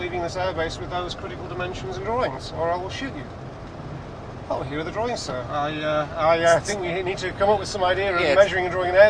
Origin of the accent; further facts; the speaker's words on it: England, United Kingdom; which wasn't the place to be as an Englishman.